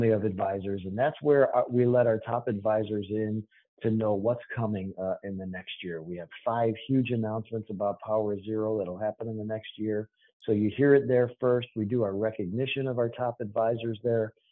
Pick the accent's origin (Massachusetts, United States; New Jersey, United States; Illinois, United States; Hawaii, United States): Massachusetts, United States; Boston; I'm from Boston.